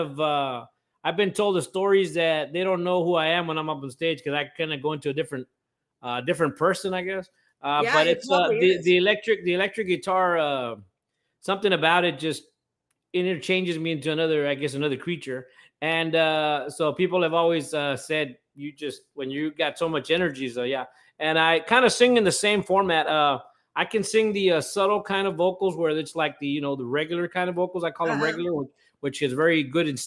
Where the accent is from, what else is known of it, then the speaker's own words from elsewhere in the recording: Robstown, Texas, United States; I am from Robstown, Texas